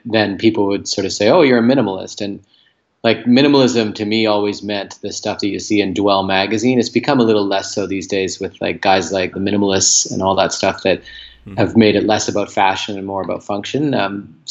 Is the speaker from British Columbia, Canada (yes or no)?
yes; Port Moody, British Columbia, Canada; now in Vancouver, Canada; I grew up about 25 clicks, like kilometers outside of where I am now in a suburb called Port Moody.